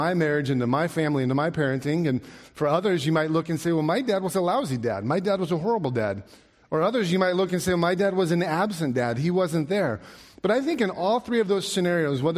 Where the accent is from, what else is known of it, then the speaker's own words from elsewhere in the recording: Alaska, United States; I grew up in Alaska